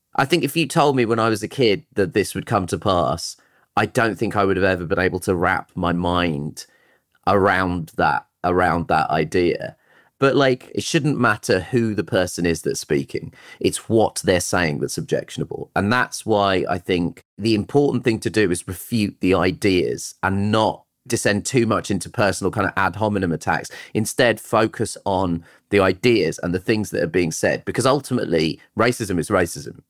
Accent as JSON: {"language": "English", "town": "Croydon", "region": "London", "country": "United Kingdom", "tie": "born or raised there", "also_born_or_lived": "Tooting / Brixton / Shepherd's Bush", "said": "I was born in Tooting and I grew up in Croydon"}